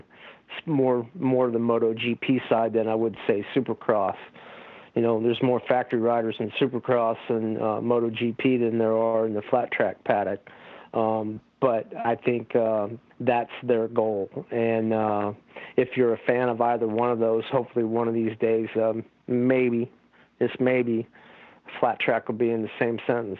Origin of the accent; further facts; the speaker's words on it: California, United States; moved away as an adult; now in Pennsylvania, United States; California in the 70s and the 80s was a great place to be from and be a flat tracker.